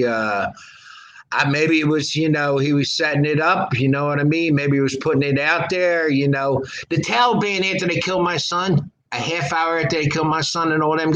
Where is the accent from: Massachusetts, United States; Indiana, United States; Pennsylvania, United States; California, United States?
Pennsylvania, United States; Philadelphia; We're from Philadelphia